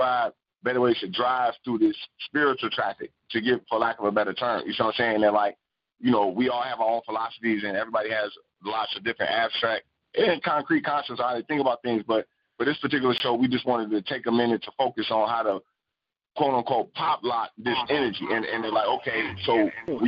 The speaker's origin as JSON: {"language": "English", "town": "Chicago", "region": "Illinois", "country": "United States", "said": "I'm from Chicago"}